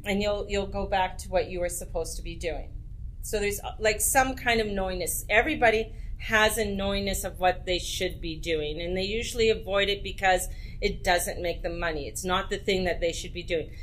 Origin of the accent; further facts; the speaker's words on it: Edmonton, Alberta, Canada; moved away; also born or lived in Penticton; I was raised in Edmonton, Alberta